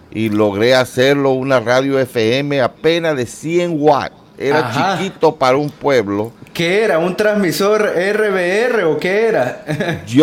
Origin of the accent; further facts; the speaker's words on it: Nicaragua; also born or lived in Costa Rica; y nací en Costa Rica Solo viví nueve meses ahí, después nos fuimos para Nicaragua.